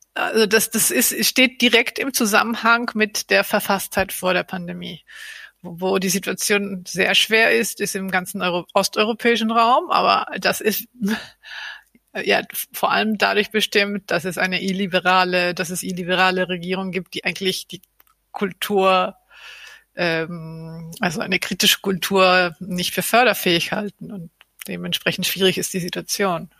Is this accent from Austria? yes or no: no; Argentina; now in Berlin, Germany; mein Herkunftsland Argentinien